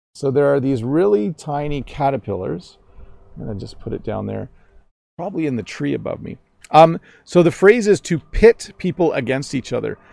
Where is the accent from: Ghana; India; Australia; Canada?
Canada; accent: Canadian; in my Canadian accent